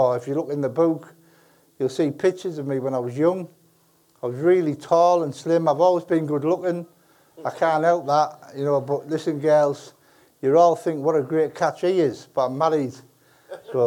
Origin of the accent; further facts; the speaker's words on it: Middlesbrough, North East England, United Kingdom; moved away as an adult; also born or lived in Wakefield; I made the decision that I was going to leave Middlesbrough, not the team, I'm always from Borough